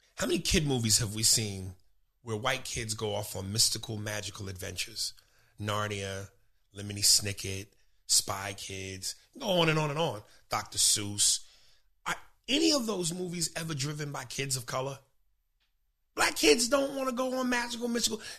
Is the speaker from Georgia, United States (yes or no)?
no; New York, United States; also born or lived in New Jersey; I'm from New York. This is home.